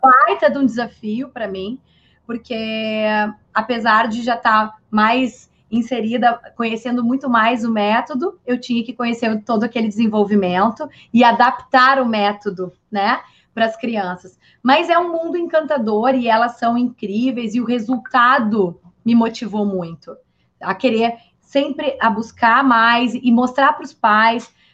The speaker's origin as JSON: {"language": "Portuguese", "region": "Rio Grande do Sul", "country": "Brazil", "said": "sou gaúcha"}